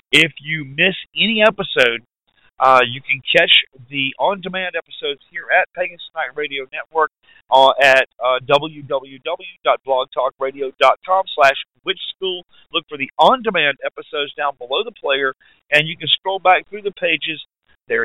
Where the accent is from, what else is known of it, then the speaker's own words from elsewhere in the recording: Anderson, South Carolina, United States; now in North Carolina, United States; growing up in the South Carolina area